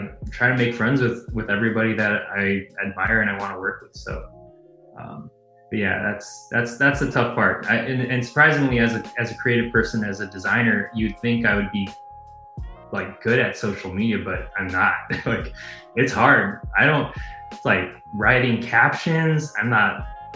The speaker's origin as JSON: {"language": "English", "town": "San Jose", "region": "California", "country": "United States", "tie": "born or raised there", "also_born_or_lived": "Gilroy / San Luis Obispo", "moved": "as an adult", "lives_now": "Chicago, United States", "said": "grew up in the Bay Area. So I was born in Chicago. I grew up like in San Jose, Gilroy"}